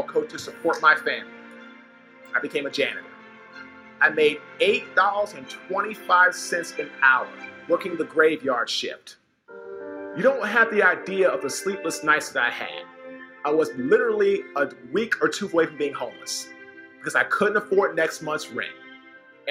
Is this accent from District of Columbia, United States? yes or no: yes; Washington, District of Columbia, United States; I'm originally from Washington, D.C.